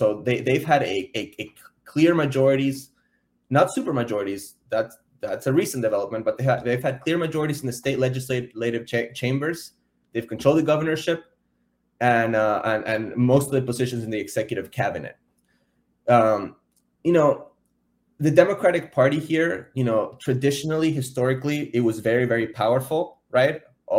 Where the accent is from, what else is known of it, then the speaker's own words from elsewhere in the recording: Argentina; now in Miami, United States; I'm from Argentina.